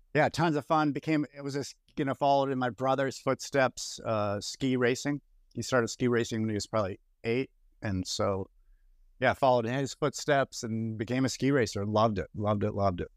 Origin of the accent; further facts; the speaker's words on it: Boston, Massachusetts, United States; moved away; also born or lived in Boulder, Colorado; my hometown of Boston